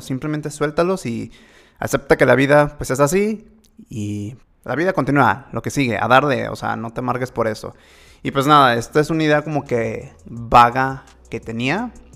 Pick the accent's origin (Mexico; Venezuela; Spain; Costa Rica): Mexico; más siendo mexicano